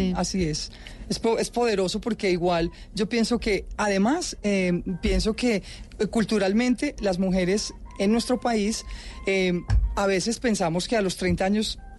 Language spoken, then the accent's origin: Spanish; Antioquia, Colombia; uno tiene eso en la sangre como como como antioqueño